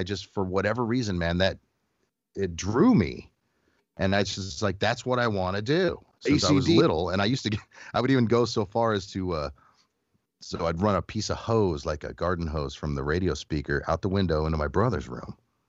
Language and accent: English; Phoenix, Arizona, United States; And I grew up in Phoenix, and I listened to the rock station 98 KUPD in Phoenix